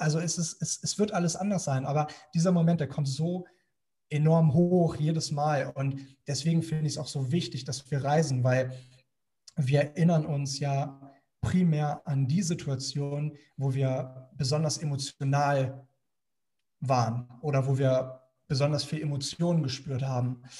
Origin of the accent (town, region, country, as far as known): Germany